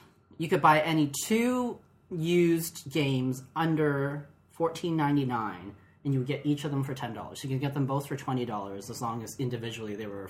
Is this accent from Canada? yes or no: yes; Canada; As a Canadian looking across the world.